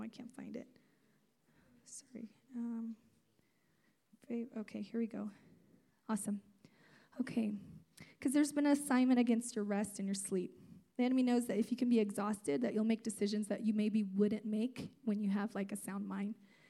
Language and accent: English; California, United States; also born or lived in Azores, Portugal; So I'm from Portugal, the islands. There's 9 islands off the coast of Portugal called the Azores Islands. I was born on one of those islands. And my parents came to California when I was just a month and a half